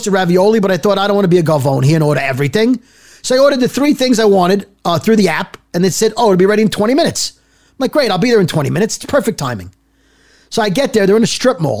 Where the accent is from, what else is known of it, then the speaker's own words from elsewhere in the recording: Brooklyn, New York, United States; also born or lived in northern New Jersey; now in New Jersey, United States; I'm from Brooklyn